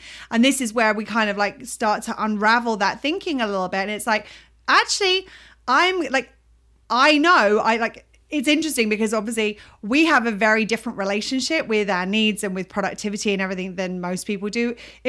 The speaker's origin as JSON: {"language": "English", "country": "United Kingdom", "said": "my American friends think I'm so British, and I hear myself when speaking to my British people"}